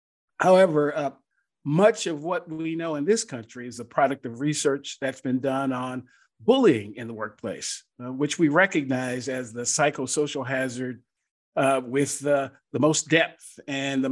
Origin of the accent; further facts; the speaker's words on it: Seattle, Washington, United States; also born or lived in Worcester, Massachusetts; now in Atlanta, United States; I was born and raised in Seattle